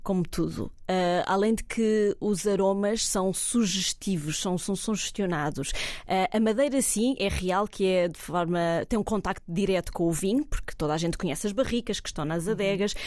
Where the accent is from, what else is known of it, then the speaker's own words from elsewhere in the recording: Cascais, Lisbon, Portugal; now in Évora, Portugal; eu sou de, da costa portuguesa, sou de Cascais, nasci em Cascais